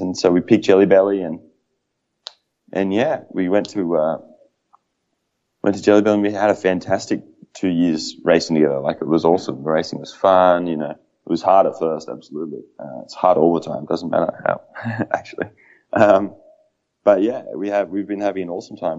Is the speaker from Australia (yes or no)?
yes; Australia; as an Australian